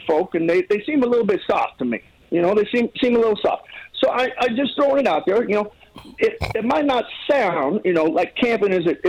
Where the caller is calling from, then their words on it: Kentucky, United States; Oh, I'm in the brush of Kentucky.